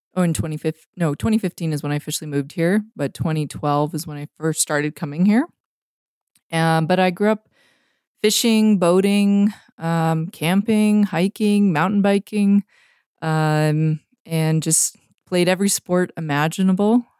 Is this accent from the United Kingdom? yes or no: no; North Vancouver, British Columbia, Canada; moved away as an adult; now in Montana, United States; even though I'm from Vancouver, I grew up on the North Shore